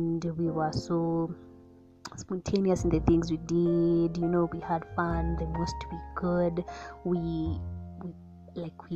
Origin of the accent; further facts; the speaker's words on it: Nairobi, Kenya; moved away as an adult; now in Eldoret, Kenya; I'm from Nairobi, Kenya